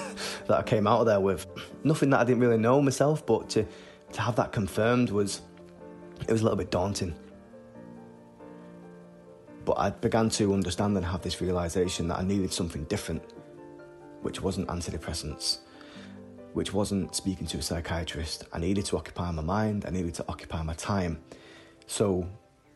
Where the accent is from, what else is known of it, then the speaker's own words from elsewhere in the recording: Salford, North West England, United Kingdom; I grew up in Salford. It was considered one of the roughest areas in Manchester.